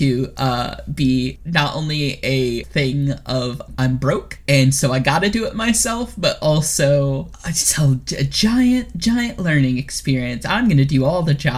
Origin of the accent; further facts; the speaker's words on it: the Bible Belt, Deep South, United States; growing up in the Bible Belt, the Deep South, as a queer, biracial person